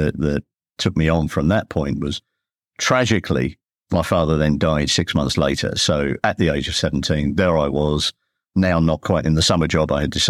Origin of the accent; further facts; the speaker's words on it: London, United Kingdom; born there; I mean, I was born in the East End.